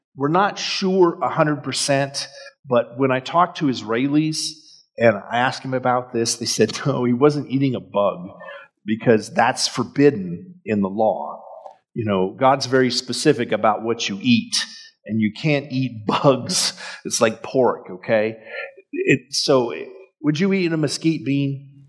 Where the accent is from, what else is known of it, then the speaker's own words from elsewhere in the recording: El Paso, Texas, United States; growing up in El Paso in the valley.